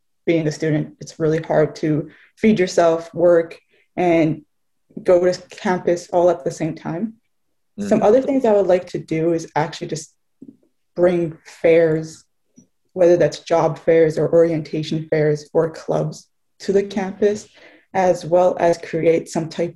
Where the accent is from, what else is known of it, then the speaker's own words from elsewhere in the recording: Montreal, Quebec, Canada; also born or lived in Gaspésie; I'm actually born and raised in Montreal.